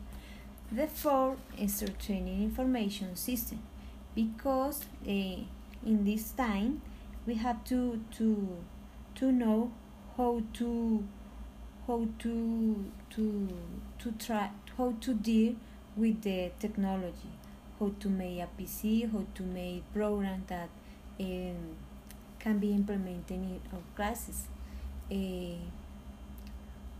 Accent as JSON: {"language": "English", "country": "Philippines", "said": "from Philippines"}